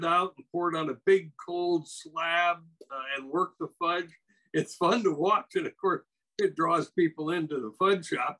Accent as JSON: {"language": "English", "region": "Wisconsin", "country": "United States", "tie": "born or raised there", "moved": "yes", "said": "I grew up in Wisconsin"}